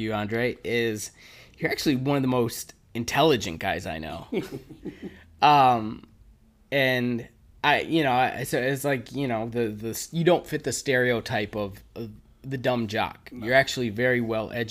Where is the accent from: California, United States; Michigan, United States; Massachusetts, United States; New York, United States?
Michigan, United States; Detroit; growing up on 8 Mile